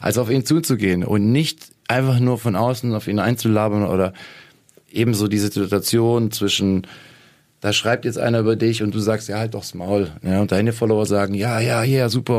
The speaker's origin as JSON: {"language": "German", "region": "Lake Constance", "country": "Germany", "tie": "born or raised there", "said": "ich bin am Bodensee aufgewachsen"}